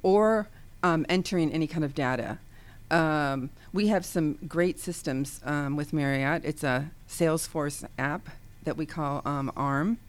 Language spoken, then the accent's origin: English; Ohio, United States; now in the South, United States; now living in the South, but I am from Ohio